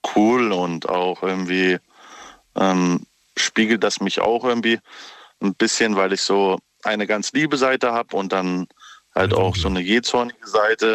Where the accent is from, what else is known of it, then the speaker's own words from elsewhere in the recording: Dietzenbach, Hesse, Germany; Ich komme aus, äh, nicht aus ähm, Stuttgart, sondern eher aus dem ähm, Frankfurter Raum